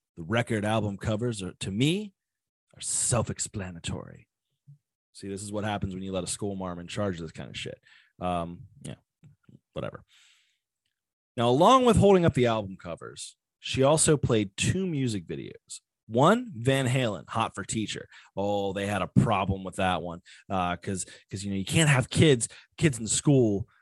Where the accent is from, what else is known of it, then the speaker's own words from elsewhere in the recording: Virginia Beach, Virginia, United States; moved away; I grew up in the Virginia Beach area